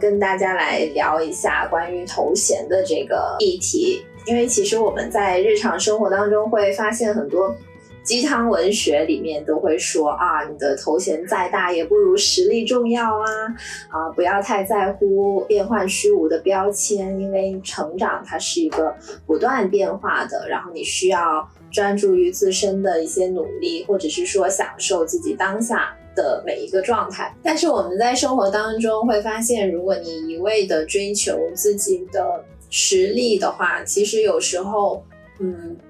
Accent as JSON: {"language": "Chinese", "town": "Shenzhen", "region": "Guangdong", "country": "China", "tie": "born or raised there", "said": "因为自己从小在深圳，然后就会觉得说深大超好。"}